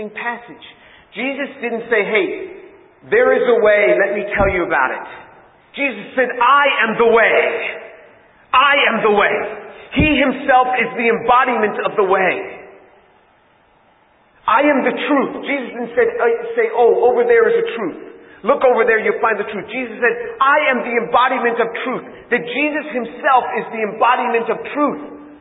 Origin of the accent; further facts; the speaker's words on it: New York City, New York, United States; I grew up in New York City